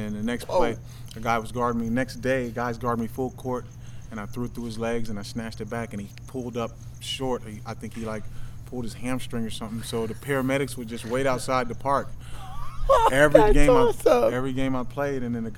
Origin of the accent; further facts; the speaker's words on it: Pasadena, California, United States; also born or lived in Tyler, Texas; I grew up in Pasadena, California. I was born in Tyler, Texas, but I came out here when I was about, you know, 6-7 years old, and I've been here ever since